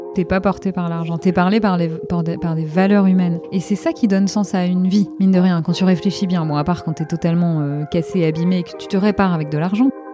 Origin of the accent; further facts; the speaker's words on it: Normandy, France; moved away as an adult; also born or lived in Hauts-de-Seine, France; je suis originaire de Normandie à la base